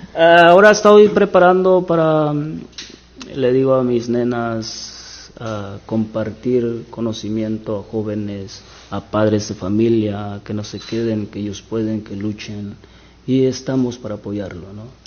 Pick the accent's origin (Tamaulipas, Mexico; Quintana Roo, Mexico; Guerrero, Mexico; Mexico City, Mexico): Guerrero, Mexico; Buenavista de Allende; now in United States; Eh, soy de Guerrero, Guerrero, México. Guerrero, México. Se llama el pueblo Buenavista de Allende Guerrero.